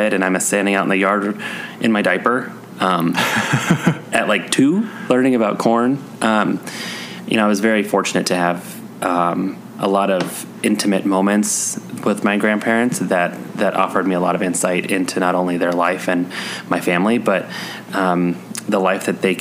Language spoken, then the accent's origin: English; Colorado, United States; also born or lived in Missouri; I was born in Missouri and I moved to Colorado when I was 2